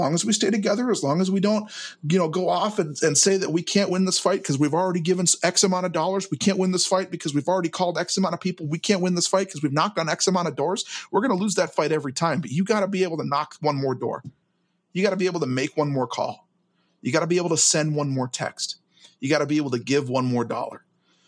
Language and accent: English; Minneapolis–Saint Paul, Minnesota, United States; I'm from the Twin Cities